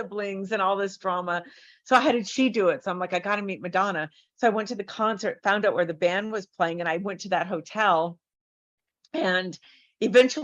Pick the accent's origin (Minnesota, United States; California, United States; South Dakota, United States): California, United States; San Diego; moved away as an adult; also born or lived in Detroit, Michigan / Los Angeles; I was born in Detroit until 10, like 10 to 22. I was in San Diego.